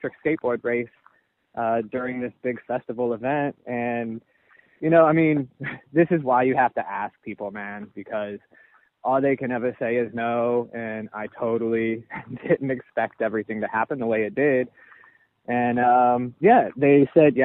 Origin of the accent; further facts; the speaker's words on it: Tampa, Florida, United States; moved away as an adult; also born or lived in Daytona Beach, Florida; now in Pacific Northwest, United States; I grew up over in Tampa.